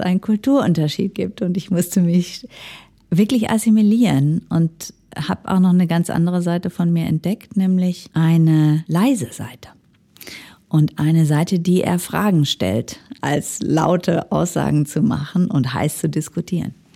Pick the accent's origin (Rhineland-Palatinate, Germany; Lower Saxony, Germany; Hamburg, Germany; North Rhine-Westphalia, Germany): North Rhine-Westphalia, Germany; Ruhr area; moved away as an adult; now in Switzerland; ich komme aus dem Ruhrgebiet und bin so sozialisiert